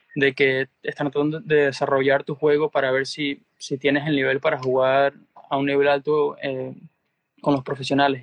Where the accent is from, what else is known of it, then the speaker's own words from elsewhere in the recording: Venezuela; moved away; also born or lived in Spain / United States; siendo venezolano, como tú sabes, la ayuda eh, siempre vino de mi familia